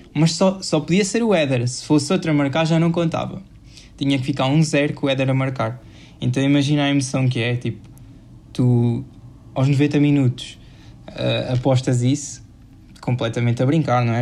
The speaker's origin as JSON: {"language": "Portuguese", "country": "Portugal", "said": "somos nós portugueses"}